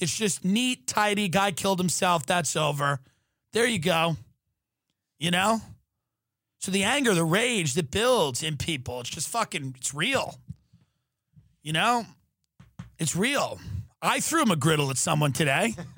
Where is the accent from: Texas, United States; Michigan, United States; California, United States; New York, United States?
New York, United States; Long Island; I grew up on Long Island